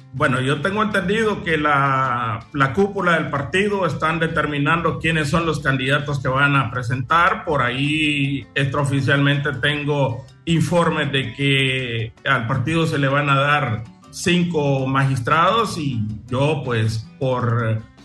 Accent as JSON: {"language": "Spanish", "town": "Trujillo", "region": "Colón", "country": "Honduras", "tie": "born or raised there", "moved": "as an adult", "lives_now": "Choluteca, Honduras", "said": "yo soy nacido en Trujillo, departamento"}